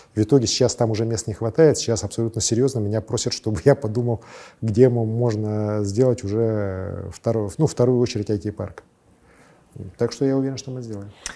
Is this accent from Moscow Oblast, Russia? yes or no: no; Verkhnevilyuysk, Sakha Republic, Russia; also born or lived in Leningrad; с малых, самых-самых малых лет я вырос вот в Верхнем Юрьевске